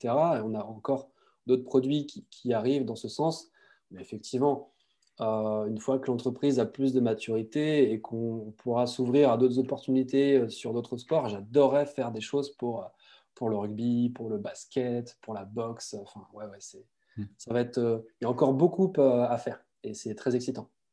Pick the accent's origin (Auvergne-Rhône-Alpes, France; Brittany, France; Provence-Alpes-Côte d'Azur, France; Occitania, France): Brittany, France; je suis breton